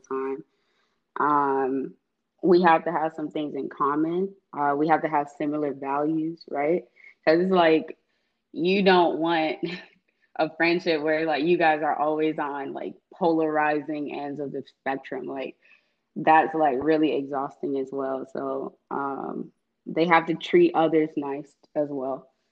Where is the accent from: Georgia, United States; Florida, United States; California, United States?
Georgia, United States; Atlanta; I was born and raised in East Atlanta